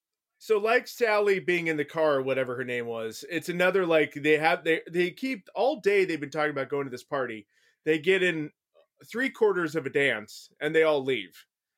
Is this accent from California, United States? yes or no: yes; San Diego, California, United States; moved away; I grew up in San Diego.